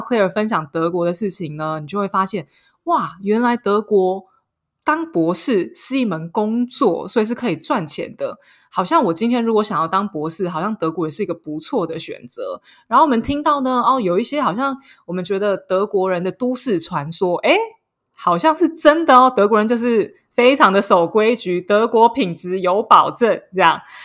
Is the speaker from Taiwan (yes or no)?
yes; Taiwan; now in Paris, France; 我们是台湾人